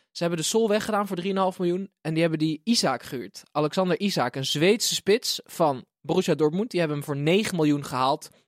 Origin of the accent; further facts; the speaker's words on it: Utrecht, Netherlands; Ik kom uit Utrecht.